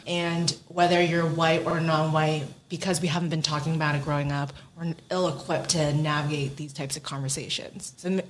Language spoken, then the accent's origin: English; San Francisco, California, United States; also born or lived in Los Angeles / New York; I grew up in San Francisco and went to school at UCLA